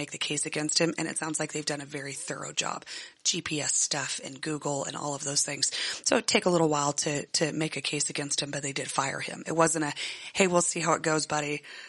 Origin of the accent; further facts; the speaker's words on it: Loveland, Colorado, United States; I grew up in Allendale in Loveland